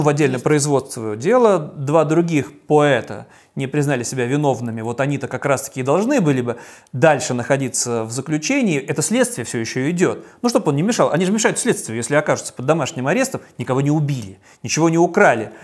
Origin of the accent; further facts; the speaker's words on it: Saint Petersburg, Russia; как петербуржец